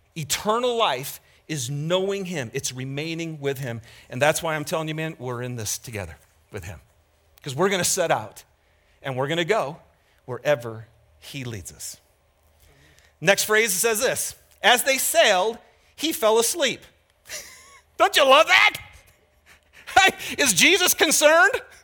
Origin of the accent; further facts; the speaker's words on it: Lapeer, Michigan, United States; moved away; I grew up in Michigan